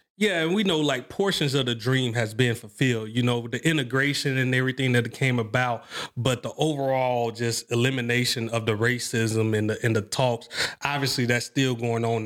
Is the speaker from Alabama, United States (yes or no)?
yes; Mobile, Alabama, United States; I come from Mobile, Alabama